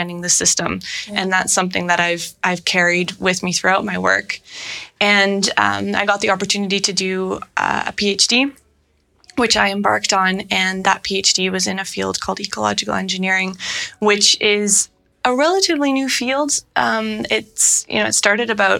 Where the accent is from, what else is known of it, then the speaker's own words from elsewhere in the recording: Netherlands; moved away; also born or lived in Toronto, Canada; I moved to Amsterdam, back to my home country of the Netherlands.